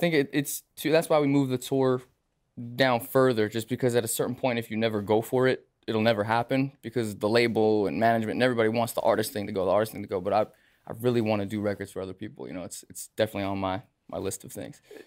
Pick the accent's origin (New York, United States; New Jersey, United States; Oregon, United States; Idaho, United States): New York, United States; Lake Grove; I'm from Long Island, from Lake Grove